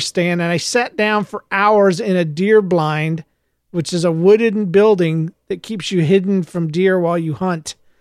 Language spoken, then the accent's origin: English; United States; also born or lived in Florida; I was raised in Georgia, Florida area